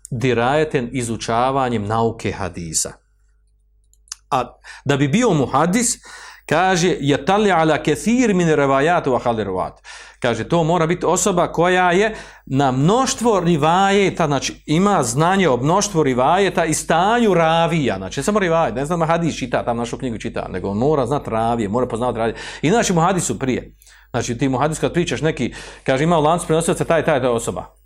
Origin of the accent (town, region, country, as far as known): Bosnia & Herzegovina